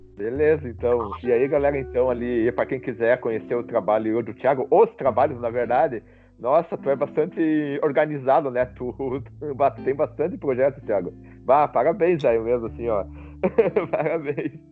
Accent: Rio Grande do Sul, Brazil; accent: gaúcho; eu tenho um sotaque gaúcho

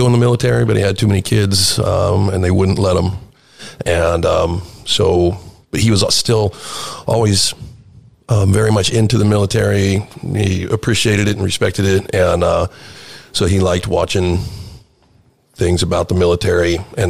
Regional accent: Manteca, California, United States; I born and raised in Manteca, California, and graduated from Manteca High in 1989.

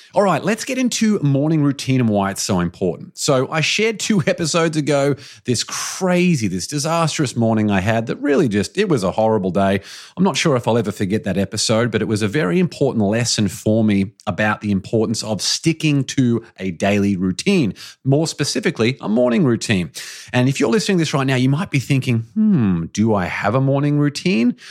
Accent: Australia; as an Australian

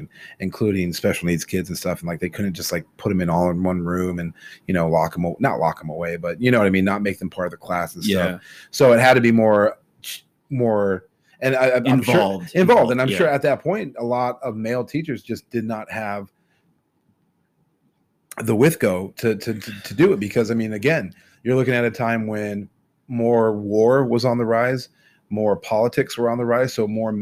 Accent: United States; as Americans and as American society

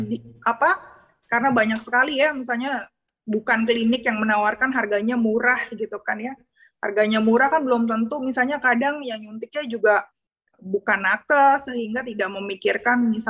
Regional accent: West Java, Indonesia; apalagi kita orang Sunda makanannya kan uh, lalapannya banyak ya

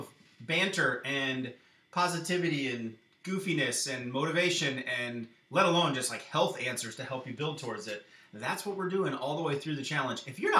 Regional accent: Iowa, United States; I swear we're from Iowa.

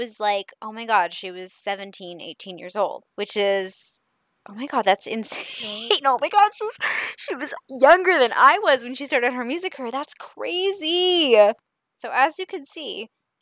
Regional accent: Canada; because I'm Canadian

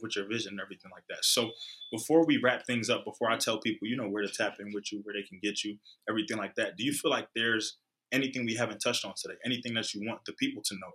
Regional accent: Philadelphia, Pennsylvania, United States; also born or lived in New York; I was born in New York, raised in Philly

